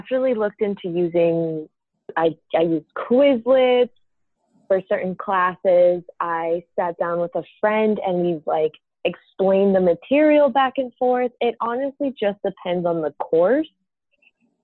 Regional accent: San Juan, Puerto Rico; moved away as an adult; I'm from San Juan, Puerto Rico

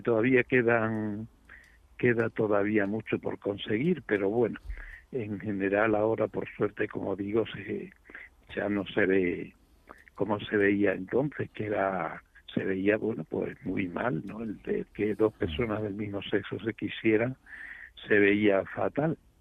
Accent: San Vicente de Alcántara, Extremadura, Spain; la fábrica de corcho que tenía mi padre aquí en mi pueblo, en San Vicente de Alcántara

